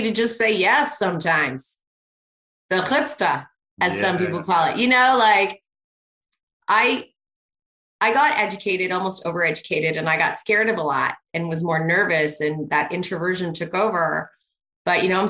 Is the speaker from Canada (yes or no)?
yes; Canada; I'm Canadian